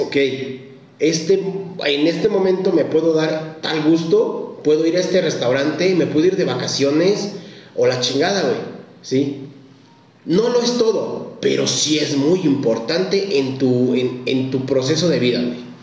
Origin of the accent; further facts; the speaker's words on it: Mexico; Aquí en México